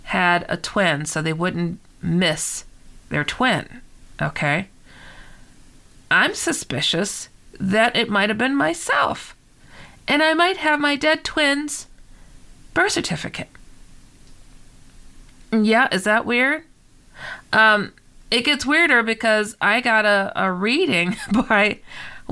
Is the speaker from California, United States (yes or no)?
yes; San Francisco, California, United States; I was born in San Francisco